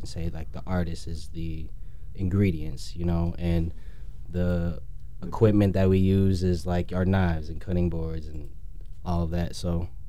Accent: Skokie, Illinois, United States; I'm from Skokie, Illinois, up north.

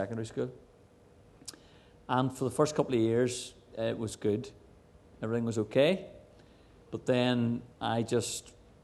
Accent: Enniskillen, Northern Ireland, United Kingdom; I'm from Enniskillen, from Fermanagh

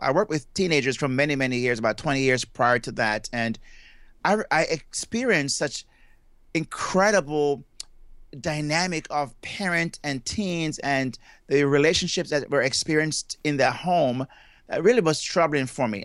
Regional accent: Jamaica; moved away; I'm from Jamaica, and I have been, I grew up in Jamaica, and I left there at a very young age, but that's where my accent comes from

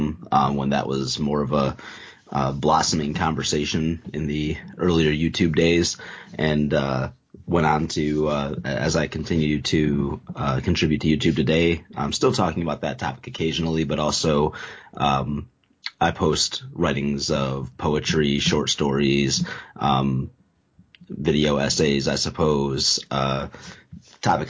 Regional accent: the North, United States; moved away as an adult; also born or lived in the South (Bible Belt); I'm originally from the North

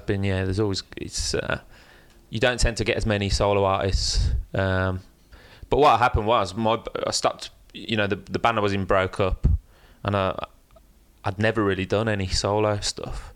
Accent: Birmingham, West Midlands, United Kingdom; moved away as an adult; now in London, United Kingdom; leaving my hometown of Birmingham and moving to London

